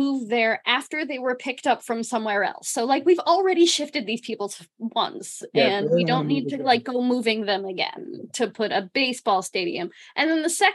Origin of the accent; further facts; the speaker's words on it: Tampa, Florida, United States; I grew up in the Tampa area